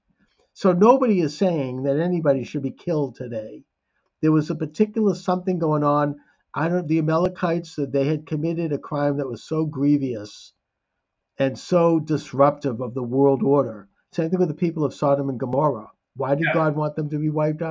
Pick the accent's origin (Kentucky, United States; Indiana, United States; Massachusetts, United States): Massachusetts, United States; Boston; as a Bostonian